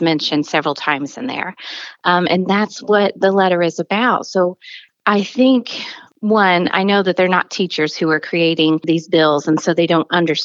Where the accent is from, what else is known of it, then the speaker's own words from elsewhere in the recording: the South, United States; now in Missouri, United States; I grew up in the South